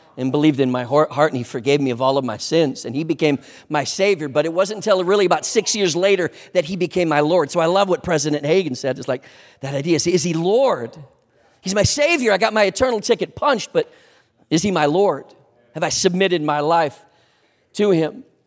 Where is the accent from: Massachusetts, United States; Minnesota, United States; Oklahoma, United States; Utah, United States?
Minnesota, United States; Sleepy Eye; moved away; also born or lived in New Ulm, Minnesota; I was born in New Ulm, raised in Sleepy Eye